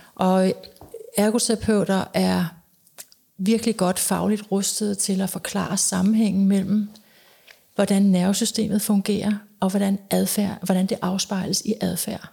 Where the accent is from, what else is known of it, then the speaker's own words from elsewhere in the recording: Denmark; moved away as an adult; also born or lived in United States; det har jeg været dels hjemme i Danmark, og så har jeg været det i USA